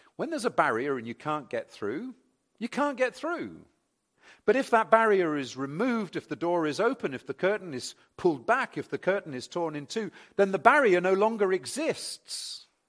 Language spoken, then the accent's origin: English; England, United Kingdom; also born or lived in Reading; I'm English